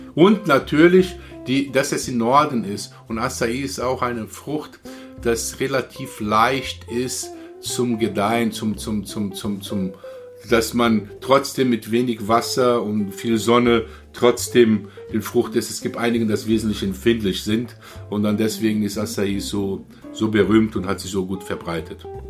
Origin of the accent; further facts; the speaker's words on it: Rio de Janeiro, Brazil; German is a second language; now in Germany; Ich komme aus Rio, ich komme aus Südosten